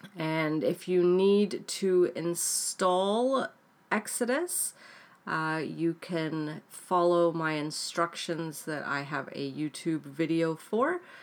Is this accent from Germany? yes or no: no; Canada; also born or lived in United Kingdom; I am Canadian, um, born in the U K, but lived in Canada, um, all my life now, apart from six years that I lived in the U K